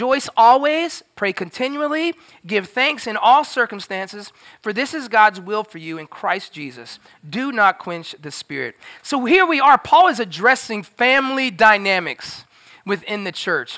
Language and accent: English; Florida, United States; I grew up in Florida